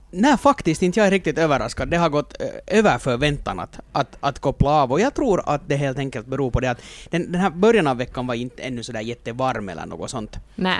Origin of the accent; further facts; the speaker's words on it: Finland; som finländare